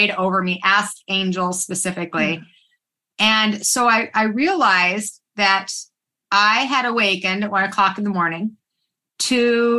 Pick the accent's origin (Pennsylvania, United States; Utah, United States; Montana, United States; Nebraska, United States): Utah, United States; Salt Lake City; I was raised in Salt Lake City, Utah